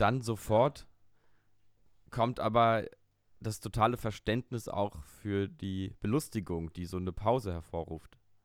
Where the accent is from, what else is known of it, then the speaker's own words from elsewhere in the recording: Berlin, Germany; aus meiner Kindheit hier in Berlin